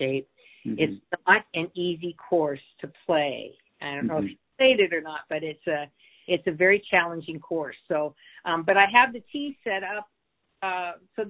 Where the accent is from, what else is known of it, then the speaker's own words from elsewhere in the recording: Seattle, Washington, United States; I grew up here. I went to Blanchett High School and I graduated from the University of Washington